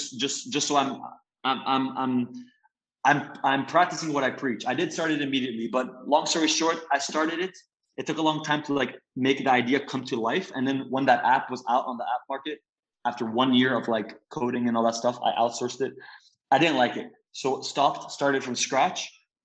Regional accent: Belgium; also born or lived in Italy; So I'm Italian American. I'm 22. I was born in Italy, but I was raised most of my life in Belgium.

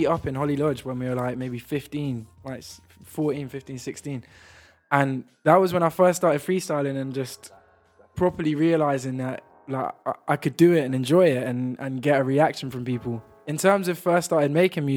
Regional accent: London, United Kingdom; moved away as an adult; also born or lived in Leeds; now in Brighton, United Kingdom; I was born in London. And raised in London

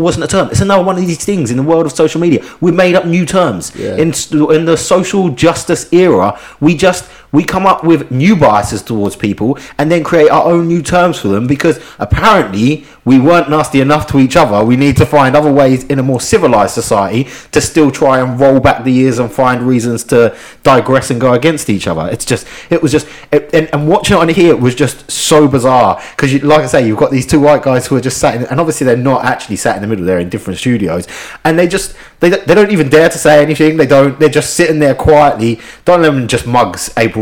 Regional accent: Ipswich, East of England, United Kingdom; I grew up in Ipswich

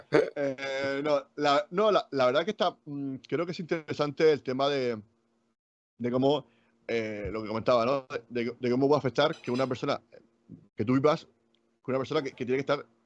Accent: Region of Murcia, Spain; y lo digo yo que yo soy murciano.

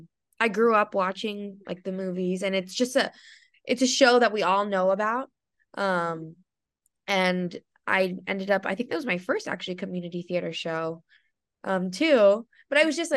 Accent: Southern California, United States; moved away; also born or lived in New York; I grew up in SoCal, so like all the fam and friends are here

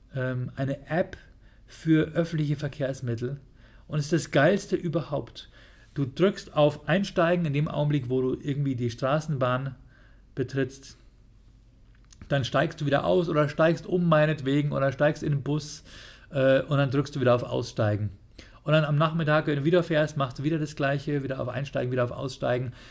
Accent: Bavaria, Germany; bei uns in Bayern

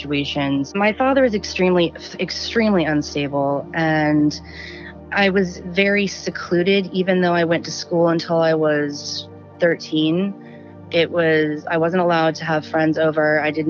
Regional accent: Southern California, United States; also born or lived in Washington; I'm from Southern California. I live near Joshua Tree National Park, and I've lived in Southern California my whole life. Well, I was born in Washington

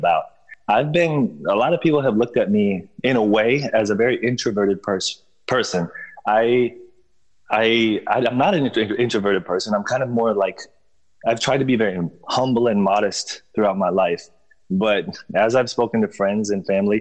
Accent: Bartow, Florida, United States; I lived in Bartow, and, it's a city about 1 hour east of Tampa, Florida. And it is, it was a predominantly Mexican neighborhood that I lived in. And I just, you know, I grew up there

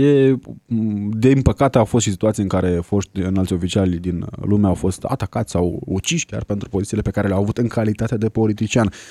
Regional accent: Romania; iar eu ca un român responsabil am pus vina la comun

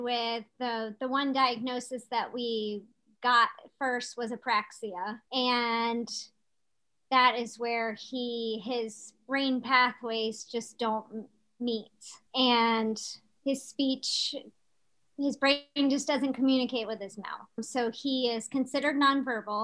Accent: Chesterfield, Virginia, United States; now in Ashland, United States; we both were born and raised in Chesterfield, but currently we live in Ashland.

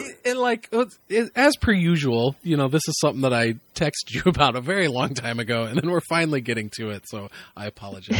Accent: Midwest, United States; a white dude growing up in the Midwest

